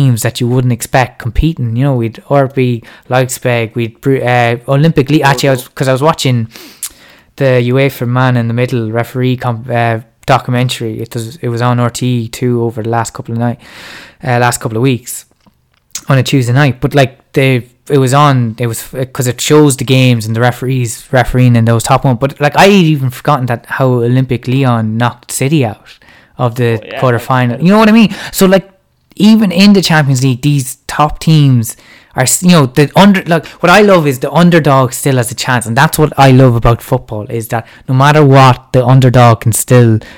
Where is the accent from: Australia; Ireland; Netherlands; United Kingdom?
Ireland; even as Irish fans